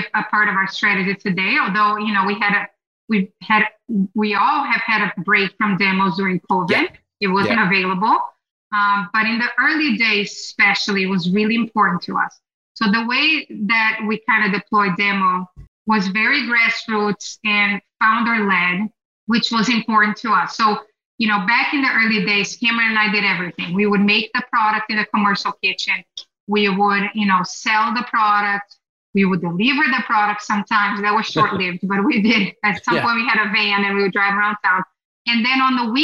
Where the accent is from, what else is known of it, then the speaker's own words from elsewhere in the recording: Brazil; now in United States; I grew up in Brazil eating Brazilian cheese bread